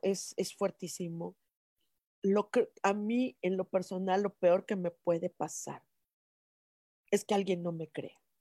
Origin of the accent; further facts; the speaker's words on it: Mexico City, Mexico; somos chilangos